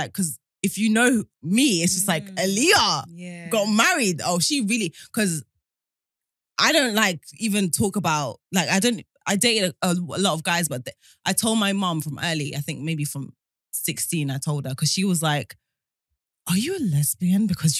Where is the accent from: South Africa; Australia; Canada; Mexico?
South Africa; South Africa.